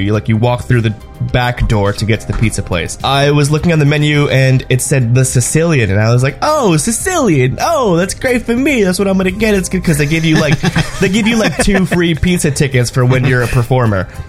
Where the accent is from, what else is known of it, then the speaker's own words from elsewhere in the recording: New York City, New York, United States; I'm from New York City